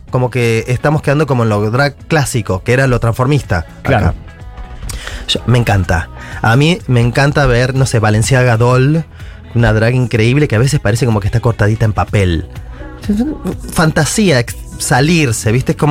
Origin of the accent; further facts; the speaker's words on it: Buenos Aires, Argentina; Soy de En... Nací en, acá en Capital.